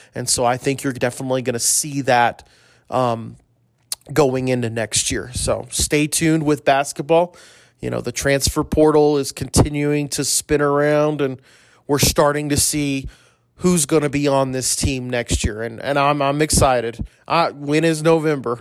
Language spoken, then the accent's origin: English; Corpus Christi, Texas, United States; Corpus Christi. That's my hometown. That's where I was born.